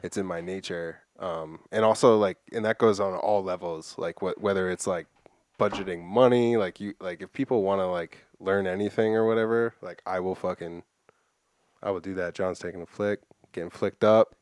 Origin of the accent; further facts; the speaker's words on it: Framingham, Massachusetts, United States; I grew up in Framingham with fucking nothing